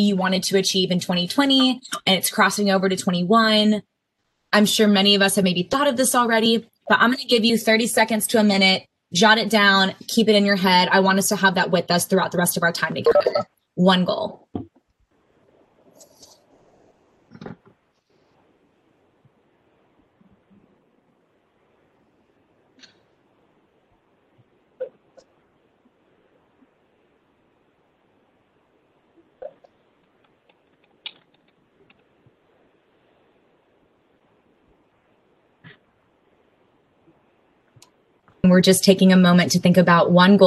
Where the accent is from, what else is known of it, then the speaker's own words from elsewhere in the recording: Austin, Texas, United States; moved away as an adult; now in Winston-Salem, United States; I am a Texas native. I grew up in Austin.